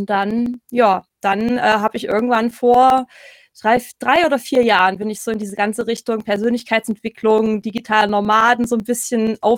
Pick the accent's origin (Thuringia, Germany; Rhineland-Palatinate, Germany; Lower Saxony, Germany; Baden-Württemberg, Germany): Thuringia, Germany; ich komme ursprünglich aus Thüringen, ähm, in der Nähe von Erfurt so ein Stündchen